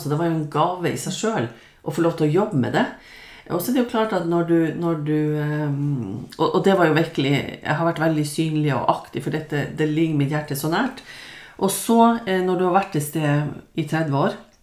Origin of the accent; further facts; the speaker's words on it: Lofoten, Nordland, Norway; moved away; det å komme fra Lofoten